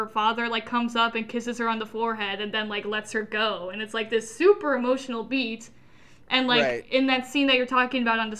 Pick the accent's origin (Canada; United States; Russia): Russia; all Russian because we're from Russia.